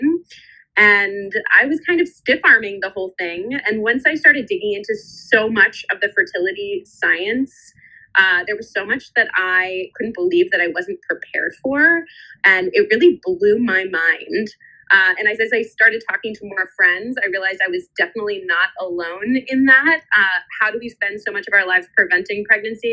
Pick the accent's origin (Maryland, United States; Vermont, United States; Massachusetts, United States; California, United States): Massachusetts, United States; Boston; now in San Francisco, United States; I am originally from the Boston area.